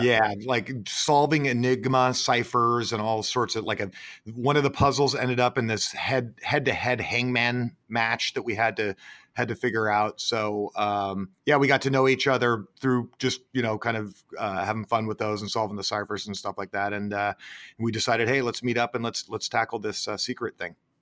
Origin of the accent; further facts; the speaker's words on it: Sonoma, California, United States; moved away as an adult; also born or lived in Florida; I'm up in Sonoma, my hometown